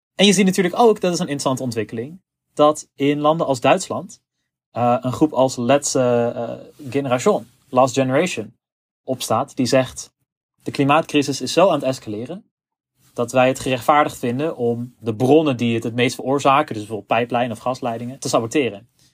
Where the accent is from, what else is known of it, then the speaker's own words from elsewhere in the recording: Zutphen, Gelderland, Netherlands; in Zutphen, waar ik vandaan kom.